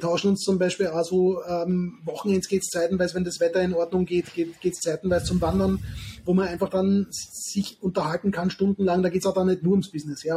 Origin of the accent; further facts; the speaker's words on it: southern Austria, Austria; moved away; aus meiner alten Heimat im Süden von Österreich